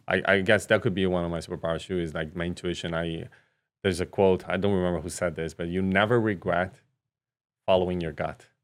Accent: Brazil; moved away; I was raised in Brazil

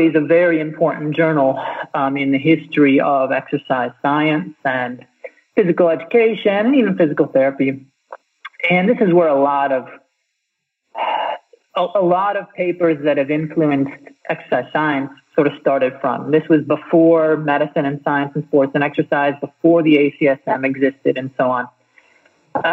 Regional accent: United States; I'm American, so I went through all those school-based fitness tests.

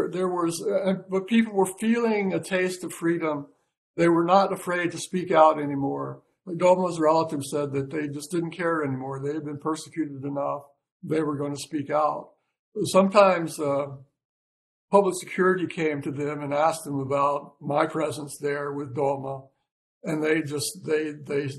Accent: United States; I'm from America

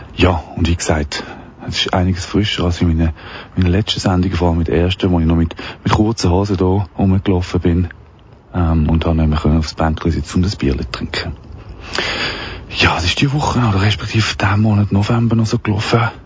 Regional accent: Wettingen, Aargau, Switzerland; durch meinen Heimatort. In Wettigen

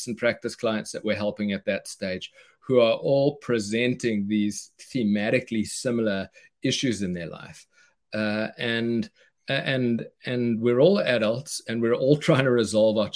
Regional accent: South Africa; moved away as an adult; now in United States; I knew I was moving from South Africa to America. I'm the guy who won the green card in the green card lottery

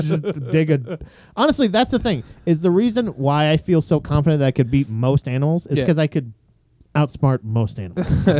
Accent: Florida, United States; moved away; I grew up in Florida where everything was central heat and air.

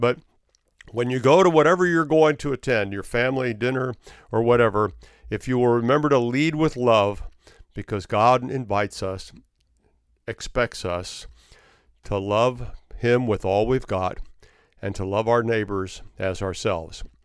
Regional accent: Florida, United States; my home state of Florida

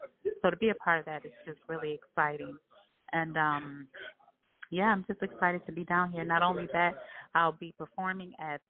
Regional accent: Detroit, Michigan, United States; straight out of Detroit, Michigan.

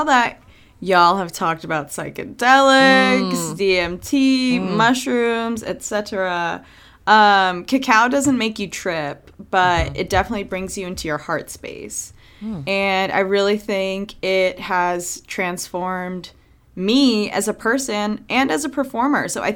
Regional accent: Maryland, United States; moved away as an adult; also born or lived in New York; now in Los Angeles, United States; I grew up in Maryland. I actually grew up close to D.C., like 30, 40 minutes from D.C.

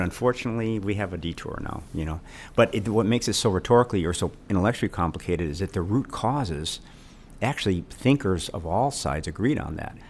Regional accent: Illinois, United States; I grew up in Illinois

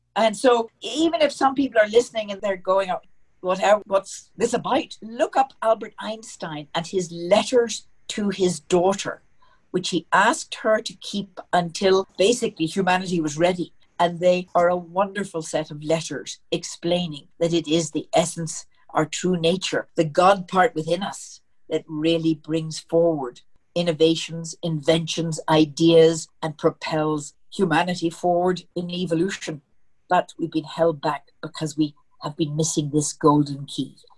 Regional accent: Belfast, Northern Ireland, United Kingdom; moved away as an adult; now in Denver, United States; I'm from Belfast, and um, that's in Ireland.

